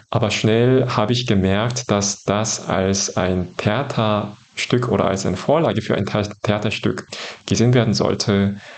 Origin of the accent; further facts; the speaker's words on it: South Korea; moved away as an adult; now in Germany; Ja, ich komme ursprünglich aus Südkorea und ich habe für das Masterstudium mich für ja, Bonn entschieden damals, allerdings im Fach Germanistik.